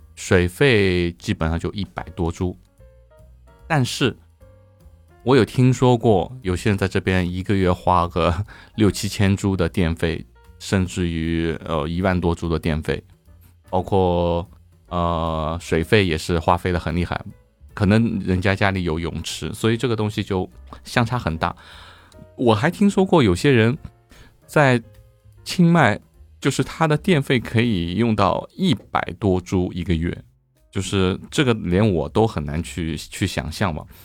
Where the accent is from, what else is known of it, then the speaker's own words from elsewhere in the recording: Shanghai, China; moved away as an adult; now in Chiang Mai, Thailand; 我上海人嘛